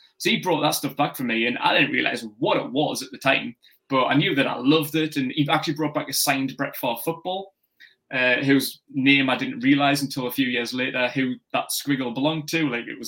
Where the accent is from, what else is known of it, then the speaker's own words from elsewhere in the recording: Newcastle upon Tyne, North East England, United Kingdom; I'm from Newcastle in the northeast of England